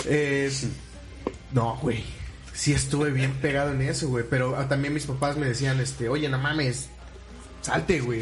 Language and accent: Spanish; Orizaba, Veracruz, Mexico; en los mercados de aquí de Orizaba